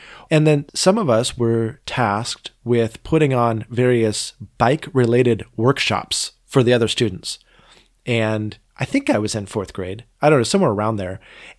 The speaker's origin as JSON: {"language": "English", "town": "Boring", "region": "Oregon", "country": "United States", "tie": "born or raised there", "also_born_or_lived": "Portland", "said": "Well, no, though I grew up in Boring for the first couple of years of my life. This was actually in Portland."}